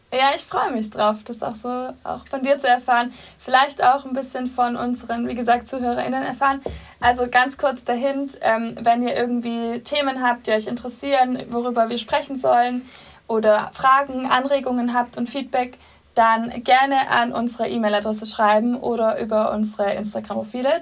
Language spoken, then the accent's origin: German; Swabia, Baden-Württemberg, Germany; accent: Swabian; moved away as an adult; now in Munich, Germany; Ursprünglich komme ich aus dem Schwabenländle.